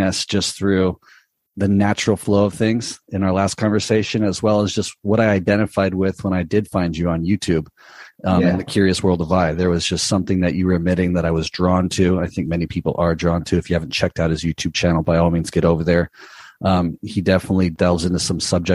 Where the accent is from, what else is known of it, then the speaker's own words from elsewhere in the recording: Southern California, United States; growing up in Southern California, being around and so close to Hollywood